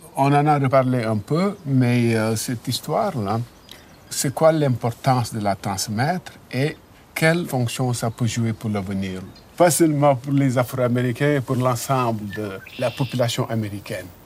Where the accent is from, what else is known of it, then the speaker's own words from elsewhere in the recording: Senegal; moved away; on a grandi dans le Sénégal colonial